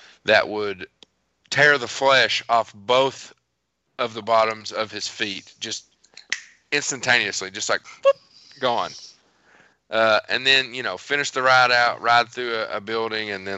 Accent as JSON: {"language": "English", "town": "Bull Creek", "country": "United States", "said": "I'm from Bull Creek."}